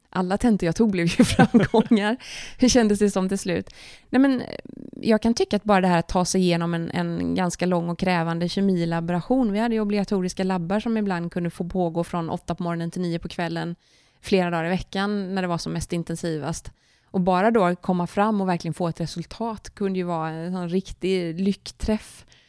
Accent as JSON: {"language": "Swedish", "town": "Kungsbacka", "region": "Halland County", "country": "Sweden", "tie": "born or raised there", "said": "Jag är uppvuxen i Kungsbacka som ligger strax söder om Göteborg."}